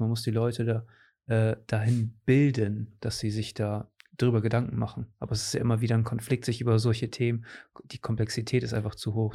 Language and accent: German; Cuxhaven, Lower Saxony, Germany; hier aus meiner Heimat